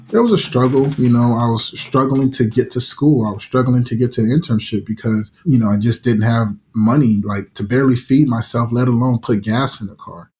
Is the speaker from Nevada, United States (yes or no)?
yes; Las Vegas, Nevada, United States; growing up in Vegas